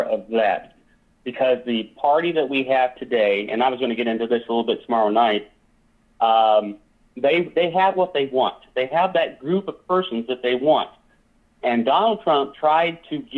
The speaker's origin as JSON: {"language": "English", "town": "Moline", "region": "Illinois", "country": "United States", "tie": "born or raised there", "said": "Born, I was raised right here in the Quad Cities, absolutely. Went to Erickson Elementary and John Deere Junior High"}